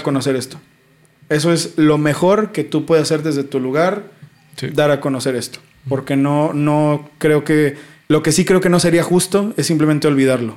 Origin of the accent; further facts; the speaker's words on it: Mexico; como mexicano